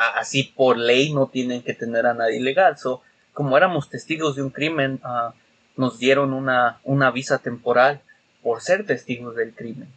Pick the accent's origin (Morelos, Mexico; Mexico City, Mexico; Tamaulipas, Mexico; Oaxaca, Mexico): Mexico City, Mexico; now in Chicago, United States; yo siendo capitalino que nací en el DF ah, y me crié en el DF hasta que vine